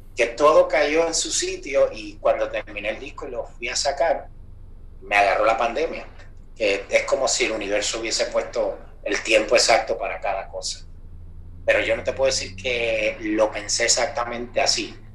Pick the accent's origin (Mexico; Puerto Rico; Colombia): Puerto Rico; Moca; yo soy de Moca